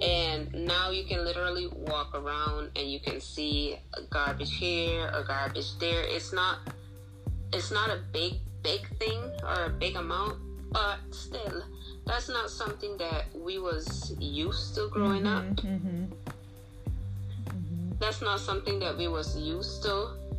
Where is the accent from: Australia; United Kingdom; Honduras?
Honduras; Coxen Hole, Bay Islands; also born or lived in Watering Place, Roatán; I am originally from Watering Place on Rattan, but most of my life, I pretty much grew up in Cox and Hole, where my grandma lived.